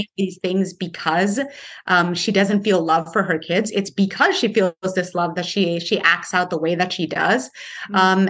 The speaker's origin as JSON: {"language": "English", "town": "Paterson", "region": "New Jersey", "country": "United States", "tie": "born or raised there", "said": "my hometown of Paterson, New Jersey"}